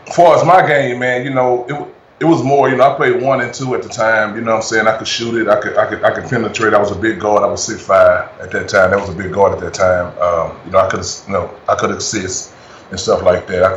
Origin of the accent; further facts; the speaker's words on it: Dallas, Texas, United States; I'm from East Dallas, Texas, man. You know, in Dallas, Texas, man, the east side of Dallas